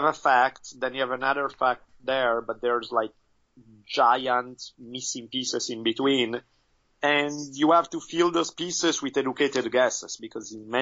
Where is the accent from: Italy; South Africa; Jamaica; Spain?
Italy; moved away; I grew up in Italy